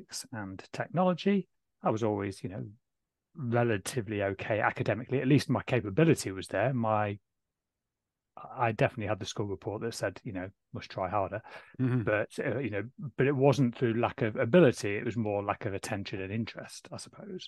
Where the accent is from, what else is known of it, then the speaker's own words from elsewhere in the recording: Waddington, East Midlands, United Kingdom; So I grew up in a small village called Waddington, just near Lincoln in the sort of east of the UK.